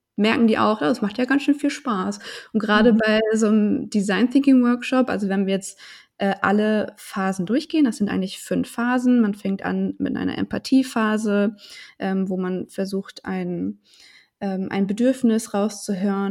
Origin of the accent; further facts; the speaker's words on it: Hanover, Lower Saxony, Germany; ich komme aus Hannover